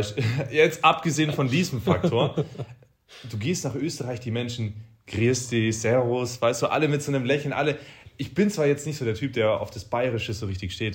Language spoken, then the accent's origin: German; Böbingen, Baden-Württemberg, Germany; in Böbingen, da wo ich herkomme